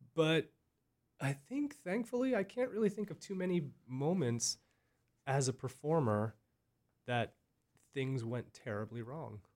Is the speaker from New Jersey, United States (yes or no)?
no; Berks County, Pennsylvania, United States; I grew up from such a small little area of Berks County